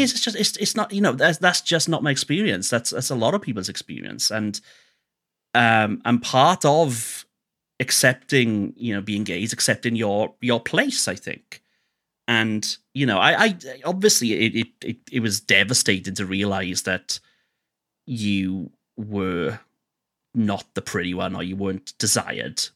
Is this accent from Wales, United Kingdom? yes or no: yes; Wales, United Kingdom; I'm Welsh